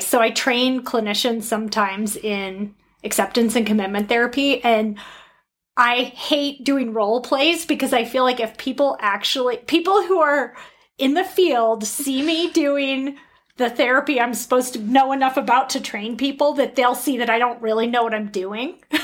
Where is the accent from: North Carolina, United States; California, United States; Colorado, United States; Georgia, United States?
Colorado, United States; grew up in Colorado